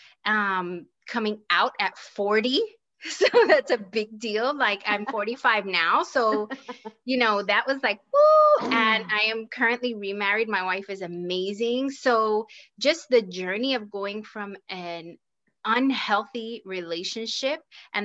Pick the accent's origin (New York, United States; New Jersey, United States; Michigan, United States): New York, United States; New York City; moved away as an adult; also born or lived in Puerto Rico; now in Kansas, United States; my hometown is New York City by way of Puerto Rico. That's where my family is from